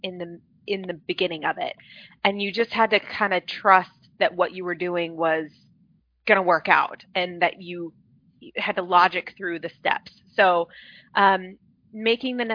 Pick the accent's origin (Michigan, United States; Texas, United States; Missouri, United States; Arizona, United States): Arizona, United States; Phoenix; I'm born and raised in Phoenix, Arizona, grown up here.